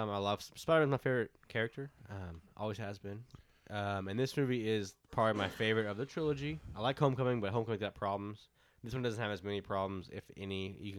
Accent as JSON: {"language": "English", "region": "the South", "country": "United States", "said": "we're from the South."}